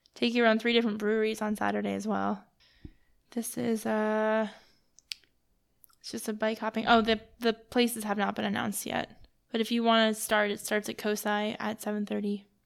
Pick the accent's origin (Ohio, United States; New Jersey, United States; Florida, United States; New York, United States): New York, United States; now in Columbus, United States; I'm from New York